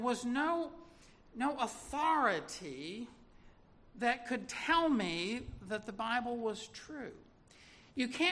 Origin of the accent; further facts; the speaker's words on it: Little Rock, Arkansas, United States; I was born in Little Rock, Arkansas in 1958